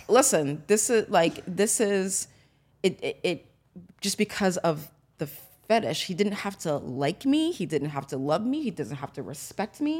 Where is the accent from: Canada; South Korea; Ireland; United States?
United States; growing up in America, in corporate America